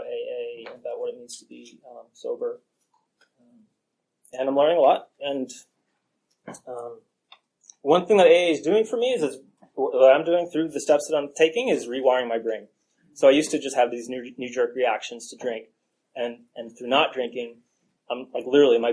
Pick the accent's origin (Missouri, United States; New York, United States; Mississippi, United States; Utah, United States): New York, United States; New York City; I grew up in New York City